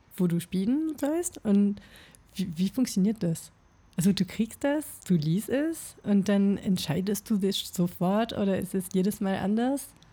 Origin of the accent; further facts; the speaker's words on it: France; German is a second language; moved away as an adult; now in Berlin, Germany; bin Franzose und bin 2020 nach Berlin umgezogen